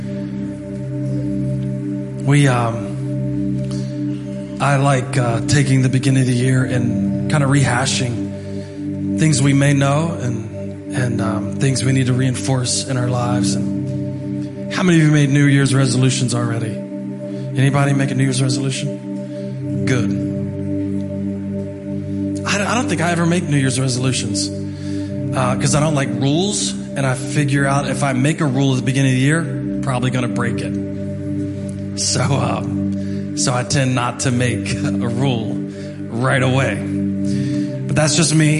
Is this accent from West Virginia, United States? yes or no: yes; Martinsburg, West Virginia, United States; I'm from Martinsburg, West Virginia